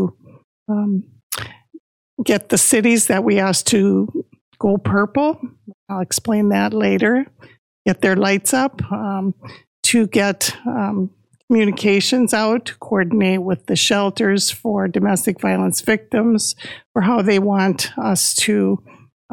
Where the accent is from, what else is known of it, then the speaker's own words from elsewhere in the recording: Wisconsin, United States; I grew up in Wisconsin